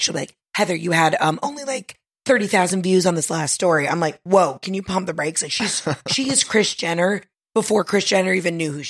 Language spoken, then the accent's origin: English; Southern United States, United States; Well, as a Southerner, I'm going to go with ….